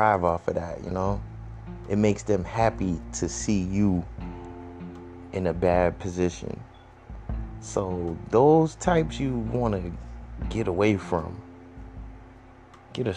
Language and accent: English; Boston, Massachusetts, United States; now in Brockton, United States; Still repping for the Bean, because I grew up there. I grew up in the Mattapan and the Hyde Park and Roxbury.